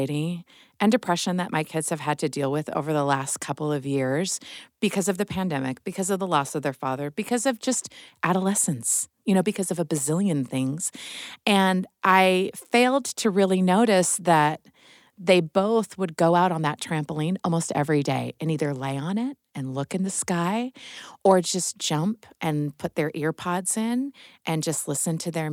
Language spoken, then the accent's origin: English; Midwest, United States; moved away; I'm from the Midwest